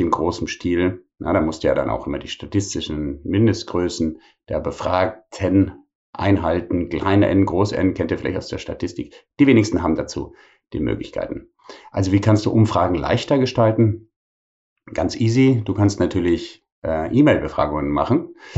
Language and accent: German; Bonn, North Rhine-Westphalia, Germany; moved away; in meiner alten Heimatstadt Bonn